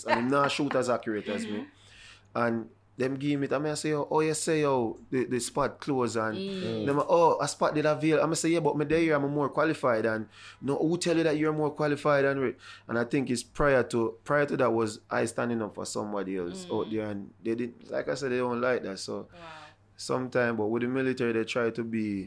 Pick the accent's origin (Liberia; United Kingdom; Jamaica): Jamaica; moved away as an adult; I was from Jamaica.